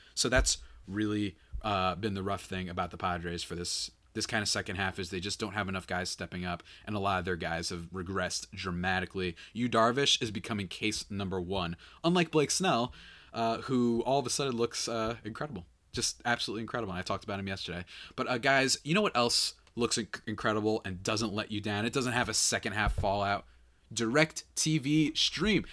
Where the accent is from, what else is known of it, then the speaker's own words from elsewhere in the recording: United States; I am from the United States